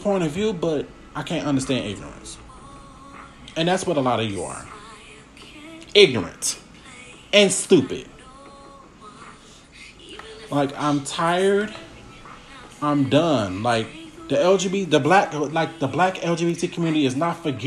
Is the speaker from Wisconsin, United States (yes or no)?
yes; Milwaukee, Wisconsin, United States; I'm from Milwaukee, which is very racially divided